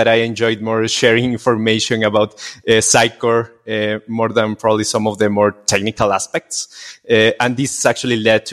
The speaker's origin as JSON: {"language": "English", "town": "Quito", "region": "Pichincha", "country": "Ecuador", "said": "I'm from Quito, Ecuador."}